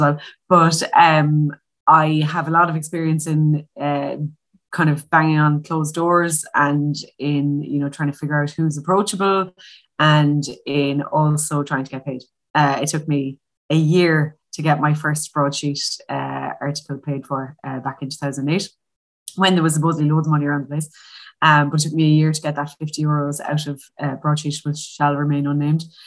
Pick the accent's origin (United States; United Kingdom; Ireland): Ireland; Limerick, Munster; I'm from Limerick